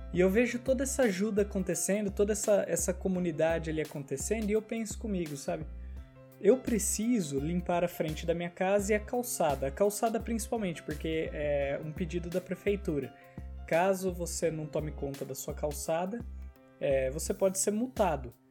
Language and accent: Portuguese; Brazil; moved away as an adult; Cara, eu sou de fora aqui. A gente mudou do Brasil, um lugar que a gente nunca viu neve, pra cá.